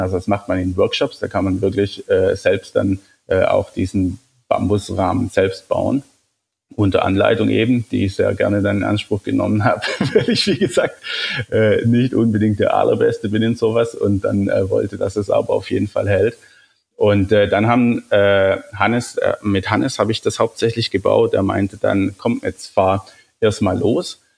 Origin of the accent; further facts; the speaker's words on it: Germany; als, als Deutscher